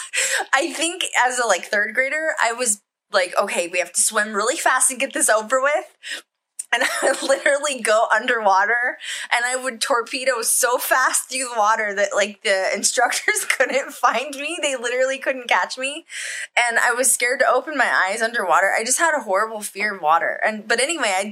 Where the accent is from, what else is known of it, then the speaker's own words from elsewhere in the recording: Colorado, United States; I grew up in Colorado